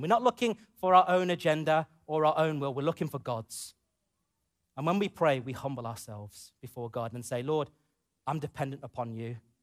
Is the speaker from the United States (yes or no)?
no; United Kingdom; growing up in the U K as a, as a British Asian man, British, A, British Asian boy to a man